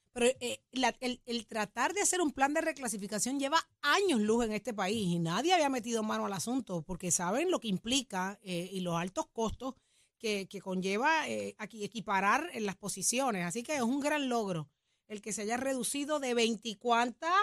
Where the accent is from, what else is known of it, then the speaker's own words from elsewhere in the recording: Puerto Rico; como buen puertorriqueño